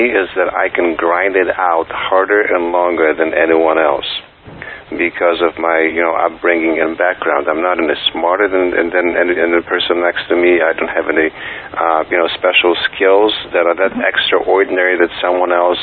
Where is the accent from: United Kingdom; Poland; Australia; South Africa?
Poland; first language Polish; English is a second language; moved away as an adult; also born or lived in New York; now in United States; me growing up in Poland. And when I came to the United States in 1989